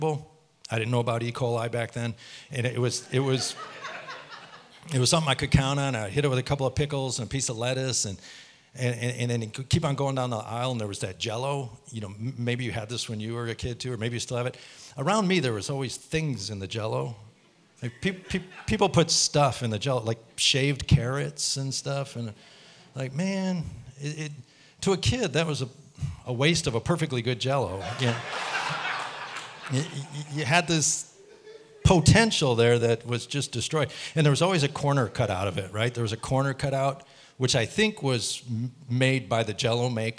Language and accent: English; United States; I'm an American citizen, and I carry an American passport